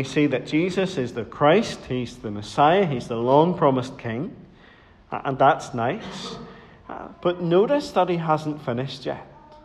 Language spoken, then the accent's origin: English; Dromore, Northern Ireland, United Kingdom; Whenever I was growing up in Dromore